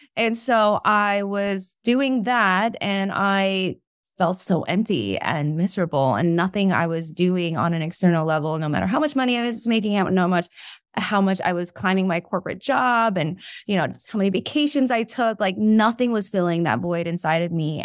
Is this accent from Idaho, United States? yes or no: no; New York, United States; I'm from New York.